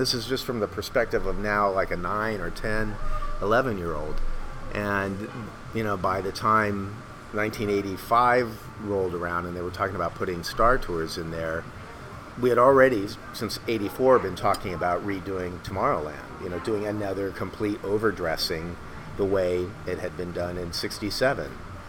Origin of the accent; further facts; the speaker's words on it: West Covina, California, United States; And I grew up in West, at least for the first 6 years, we were in West Covina, which was kind of the mid-century modern / Googie.